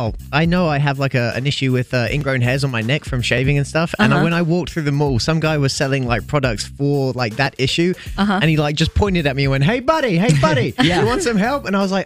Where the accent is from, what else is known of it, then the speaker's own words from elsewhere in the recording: England, United Kingdom; moved away; because I'm English.